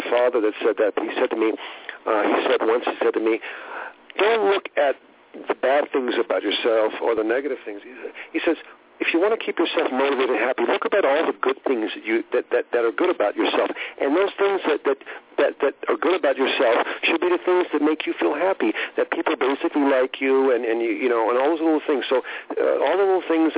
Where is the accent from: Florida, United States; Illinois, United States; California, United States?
California, United States; Southern; moved away; also born or lived in Hollywood, California / Hawaii / Las Vegas; I grew up in Southern California